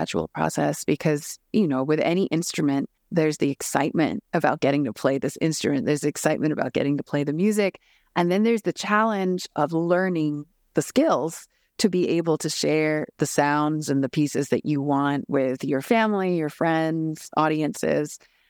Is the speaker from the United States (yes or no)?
no; Japan; born there; So I was born in Japan and my parents had been living there for about a decade.